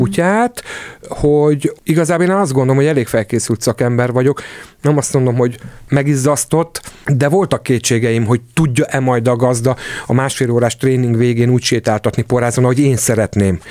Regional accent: Hungary; ebben nagyon magyarok vagyunk

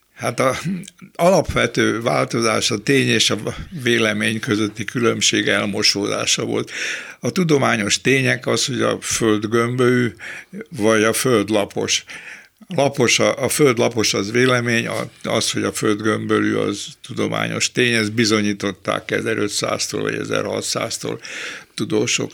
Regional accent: Budapest, Hungary; accent: Kőbánya slang; én kőbányai vagyok, és a kőbányai szlengel az az anyanyelvem

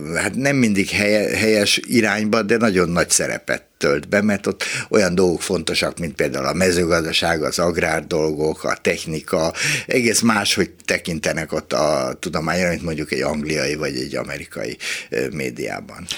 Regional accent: Budapest, Hungary; itt a hatodik kerületben, ahol fölnőttem

